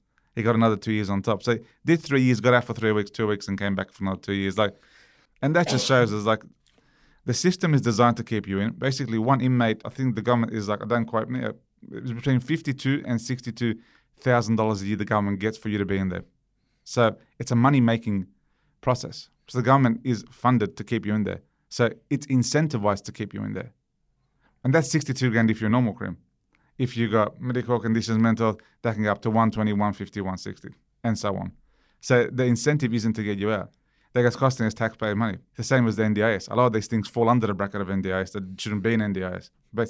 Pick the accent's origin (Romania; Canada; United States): Romania; born there; Because I was born in Romania. I lived through communism. I lived through corruption. I lived through death.